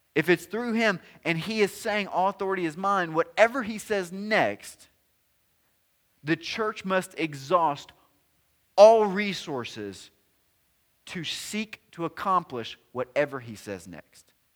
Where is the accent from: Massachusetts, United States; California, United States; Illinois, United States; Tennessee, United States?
Tennessee, United States; I'm from Tennessee